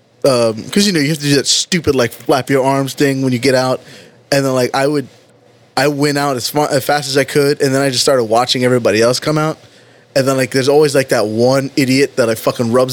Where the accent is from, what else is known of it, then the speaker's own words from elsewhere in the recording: Miami, Florida, United States; I'm from Miami.